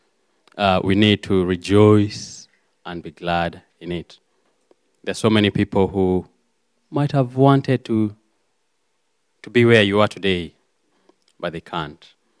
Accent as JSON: {"language": "English", "country": "Kenya", "also_born_or_lived": "Cornwall", "second_language": "English", "moved": "as an adult", "lives_now": "United Kingdom", "said": "as a pastor has said. I'm from Kenya, and I love God. I'm saved."}